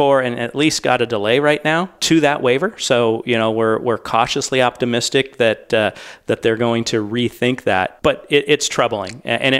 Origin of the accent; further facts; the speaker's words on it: California, United States; You know, I'm actually born and raised in the Bay Area